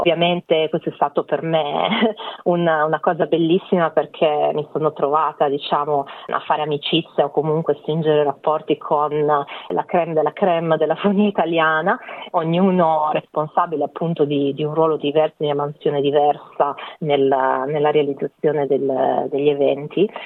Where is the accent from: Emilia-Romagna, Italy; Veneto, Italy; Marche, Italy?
Marche, Italy; Pesaro; moved away as an adult; Ho dato ripetizioni di lingue privatamente a Pesaro, che è la mia città natale